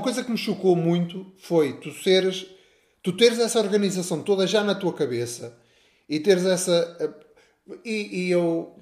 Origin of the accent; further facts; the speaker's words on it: Castelo de Paiva, Norte, Portugal; sou um moço da terrinha, nasci, nasci em Castelo de Paiva